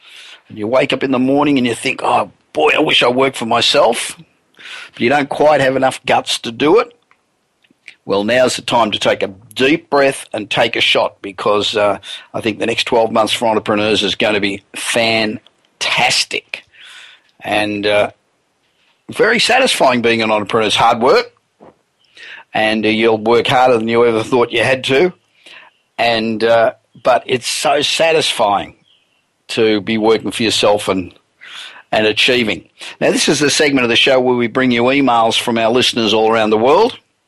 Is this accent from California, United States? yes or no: yes; Los Angeles, California, United States; It's the business show coming to you this week from my hometown of Los Angeles.